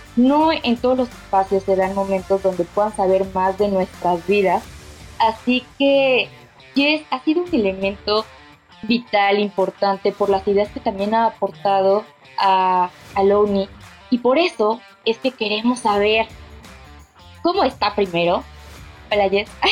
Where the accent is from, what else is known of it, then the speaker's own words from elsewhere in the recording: Veracruz, Mexico; soy jarocha. Mi infancia la viví en Veracruz, al lado del mar.